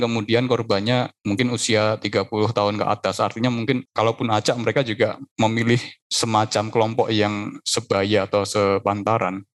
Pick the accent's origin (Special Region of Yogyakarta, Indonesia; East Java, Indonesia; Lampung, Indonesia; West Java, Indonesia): Special Region of Yogyakarta, Indonesia; Yogyakarta; lahir di Jogja, terus sekolah dari awal sampai kuliah juga di Jogja terus.